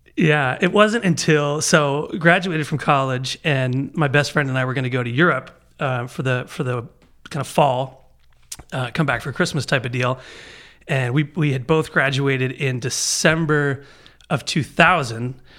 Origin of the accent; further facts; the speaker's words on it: Baltimore, Maryland, United States; moved away as an adult; I was born and raised in Baltimore